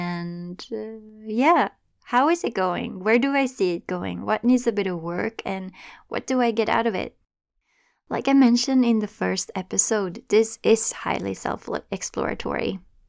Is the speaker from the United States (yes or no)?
no; Sweden; English is a second language; moved away as an adult; now in Toronto, Canada; Right now, I live in Toronto, Ontario. I moved here from Sweden when I was in my early 20s, and I remember how scary it could be speaking a language that wasn't my native language, and how strong my accent was at the time